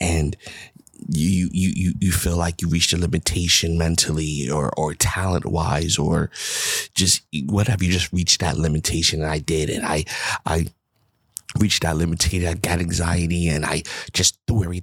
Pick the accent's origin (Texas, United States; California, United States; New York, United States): New York, United States; New York City; moved away; I'm from the Bronx, New York